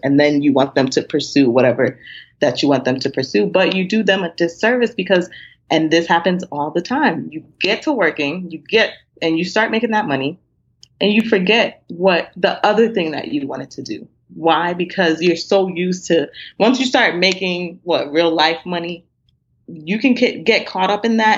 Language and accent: English; Nigeria; being Nigerian